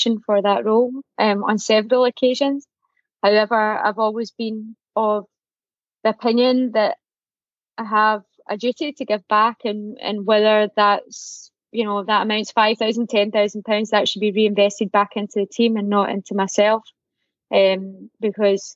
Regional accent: Glasgow, Scotland, United Kingdom; moved away; I'm from Glasgow

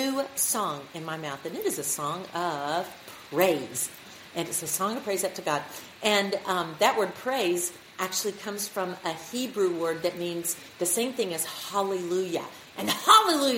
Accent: Alabama, United States; I'm from Alabama, and I grew up going to church

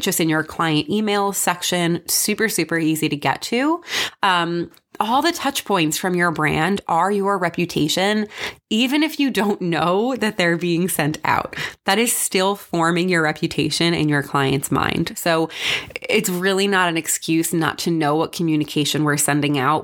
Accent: New York, United States; I'm from New York

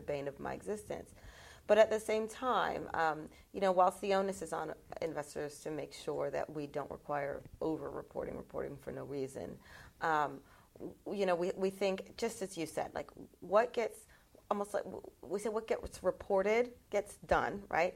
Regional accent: United States; I'm American

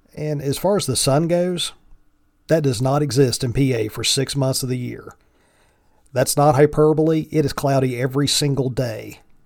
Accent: the mountains of Virginia, United States; accent: thick Appalachian; moved away as an adult; now in Northeast Pennsylvania, United States; I'm sure you can tell from my thick Appalachian accent that I am from the South. I was born and grew up in the mountains of Virginia

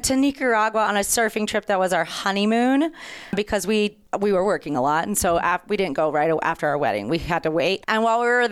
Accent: North Carolina, United States; I am from North Carolina

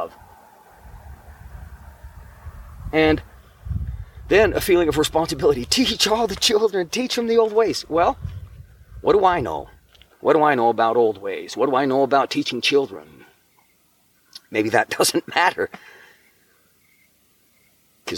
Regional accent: Ogden, Utah, United States; I still remember our physical address from when I was a child growing up in Ogden, Utah

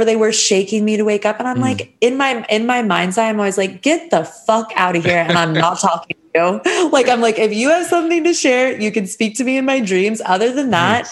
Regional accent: United States; I'm from America

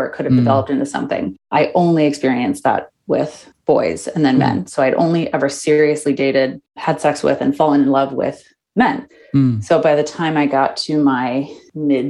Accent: Minneapolis, Minnesota, United States; now in San Francisco, United States; I grew up in Minneapolis, which is a very liberal city

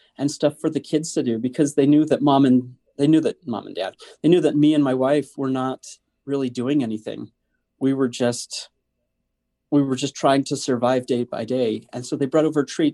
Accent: Northern Idaho, United States; I'm totally from Northern Idaho.

